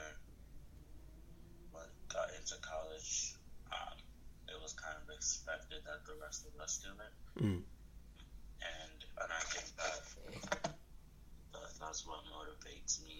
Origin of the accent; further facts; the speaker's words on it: Prince George's County, Maryland, United States; also born or lived in Nigeria; I was born in Nigeria and I moved here when I was about 6, 7. And I've been in PG, Prince George's County, since before I moved to Goucher